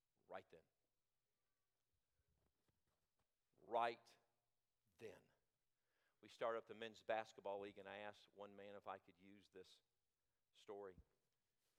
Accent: Michigan, United States; now in Longview, United States; We lived up north. I was born in Michigan

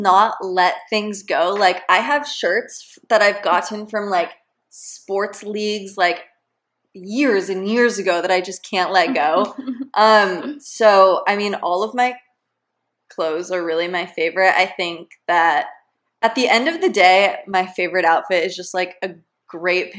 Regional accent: San Diego, California, United States; moved away; when I was growing up in San Diego, going to high school

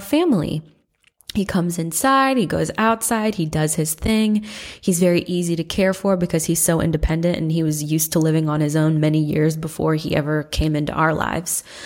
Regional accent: Midwest, United States; also born or lived in Santa Rosa, California / Atlanta, Georgia; now in Athens, United States; I'm from the Midwest originally

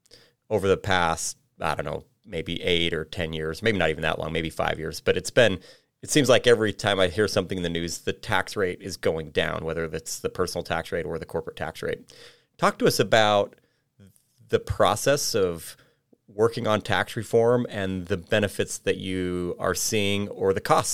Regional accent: Utah, United States; It's so good that I came all the way from Utah to go to the University of North Carolina, and then of course I became a very terrible traitor and took a job at Duke.

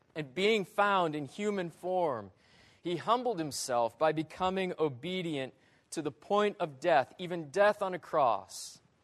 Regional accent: northern Michigan, United States; growing up as a kid in northern Michigan

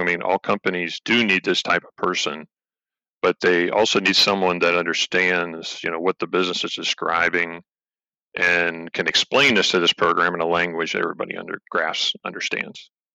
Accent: Finleyville, Pennsylvania, United States; I grew up in a town called uh, Finleyville, PA, which is in the, the western part of the state, just below Pittsburgh

